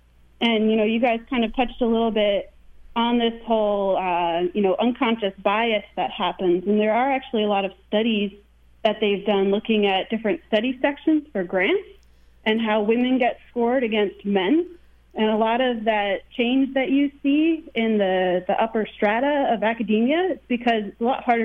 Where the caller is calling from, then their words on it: Washington, District of Columbia, United States; Washington, D.C.